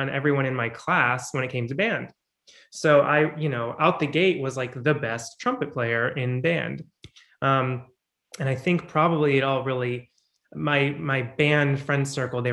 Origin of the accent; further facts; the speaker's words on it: Chicago, Illinois, United States; I was born in Chicago in a suburb. And in Illinois, their music programs start in fourth grade.